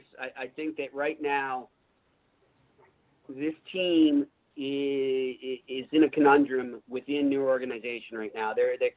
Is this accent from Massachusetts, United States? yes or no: yes; Boston, Massachusetts, United States; I grew up around Boston in the 80s